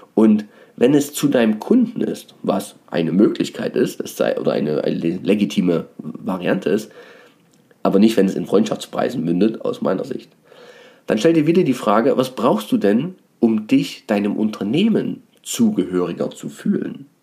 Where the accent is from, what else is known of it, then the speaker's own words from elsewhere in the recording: Dresden, Saxony, Germany; ich habe ja auch eine Herkunft, bin ja Dresdner